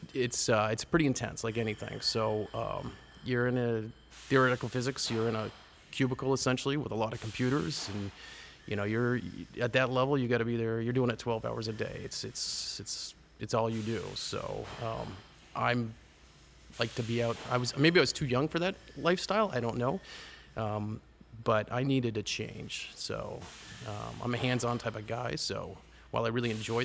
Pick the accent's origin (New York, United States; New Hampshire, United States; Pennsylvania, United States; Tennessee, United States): New Hampshire, United States; Goffstown; also born or lived in Los Alamos, New Mexico; And I originally grew up in New Hampshire, so I grew up in Goffstown, K through 12 school system.